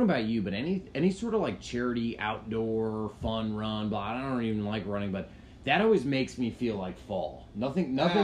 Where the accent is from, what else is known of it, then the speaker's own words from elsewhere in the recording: New Hampshire, United States; I lived in New Hampshire